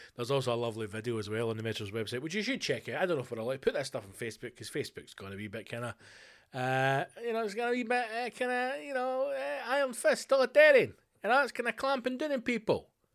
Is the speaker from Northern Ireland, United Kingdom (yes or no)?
no; Scotland, United Kingdom; in Scotland, our one percent is not the issue